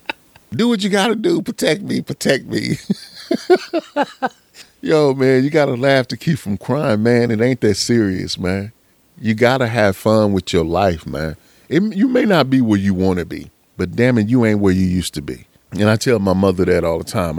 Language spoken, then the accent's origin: English; Pittsburg, Texas, United States; I remember when I was a young cat growing up in East Texas. Shout out to Pittsburgh, Texas